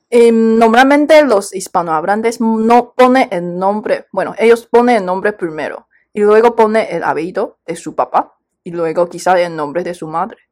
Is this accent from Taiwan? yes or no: yes; Taiwan; aquí hablamos taiwanés y chino